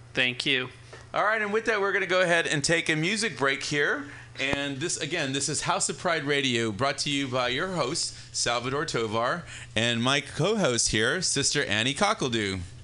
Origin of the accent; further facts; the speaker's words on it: Texas, United States; moved away; growing up in Texas, where living here now